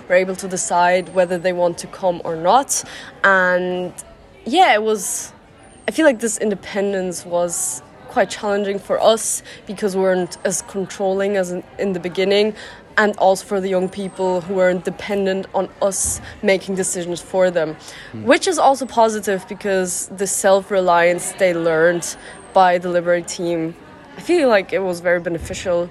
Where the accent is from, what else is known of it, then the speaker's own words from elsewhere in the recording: Germany; moved away; I'm from Germany